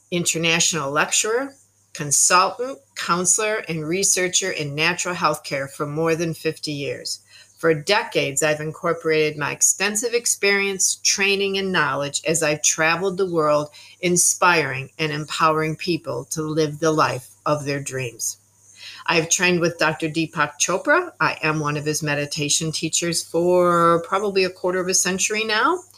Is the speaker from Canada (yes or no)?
yes; Canada; also born or lived in United States; now in Tauranga, New Zealand; I am a Canadian American New Zealander Kiwi living presently in Tauranga, New Zealand.